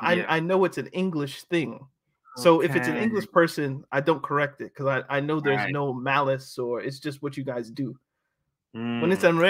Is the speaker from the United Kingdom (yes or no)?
no; Canada; I'm Canadian